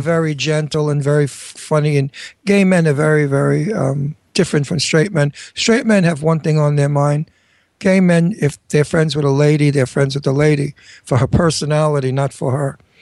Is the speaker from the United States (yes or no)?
yes; New York City, New York, United States; now in Bucks County, United States; I'm a New Yorker